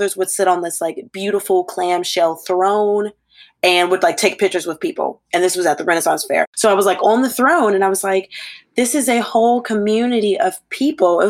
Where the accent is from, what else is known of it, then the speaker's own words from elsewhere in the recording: Troutman, North Carolina, United States; I grew up in Troutman, North Carolina